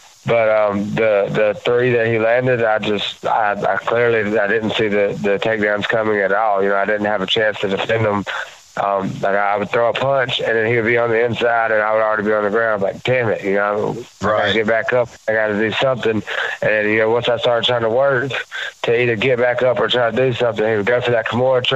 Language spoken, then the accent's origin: English; the South, United States; in my neck of the woods, you know, where I grew up, you know, you grew up tough.